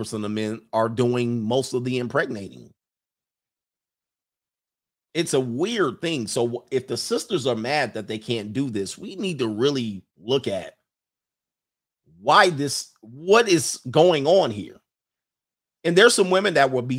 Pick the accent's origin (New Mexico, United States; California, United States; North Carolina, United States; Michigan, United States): California, United States; Southern; moved away as an adult; now in Las Vegas, United States; I'm from Southern California